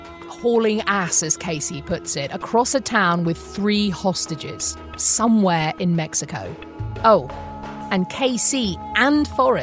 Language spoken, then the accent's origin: English; United Kingdom; As a British person